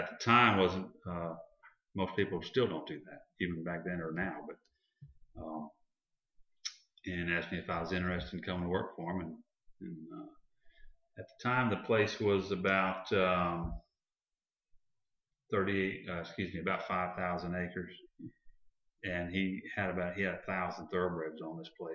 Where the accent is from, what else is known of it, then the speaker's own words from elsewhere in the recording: DeLand, Florida, United States; I was raised in D-Land, Florida